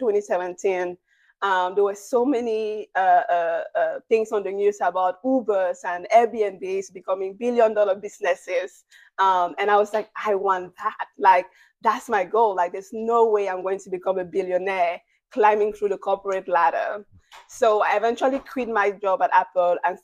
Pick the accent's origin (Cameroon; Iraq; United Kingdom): Cameroon; moved away as an adult; now in United States; I'm originally from Cameroon, out of Central Africa, and I moved to the United States 10 years ago